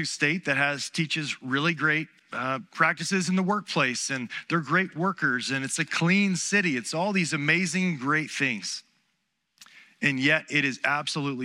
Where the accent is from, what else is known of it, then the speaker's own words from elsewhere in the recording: Charleston, South Carolina, United States; also born or lived in Burley, Idaho / Salt Lake City, Utah; growing up in Charleston, South Carolina, born and raised here